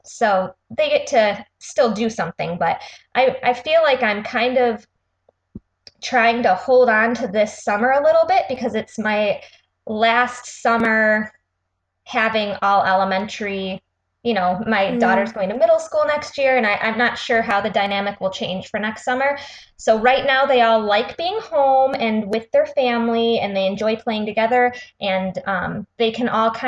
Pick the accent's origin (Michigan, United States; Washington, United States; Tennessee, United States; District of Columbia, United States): Michigan, United States; Rochester; we are from Rochester, Michigan